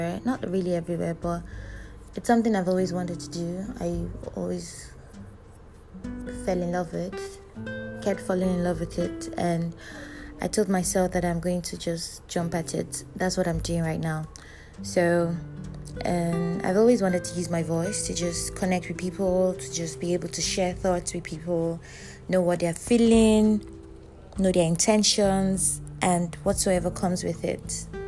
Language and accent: English; Abuja, Federal Capital Territory, Nigeria; also born or lived in Kaduna / Edo State; I'm from Edo State. Was born in Kaduna, but lived all my life in Abuja